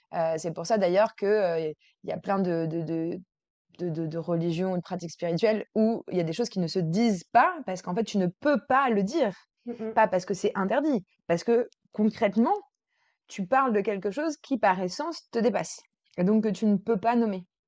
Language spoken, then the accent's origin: French; Versailles, Île-de-France, France; j'ai grandi à Versailles.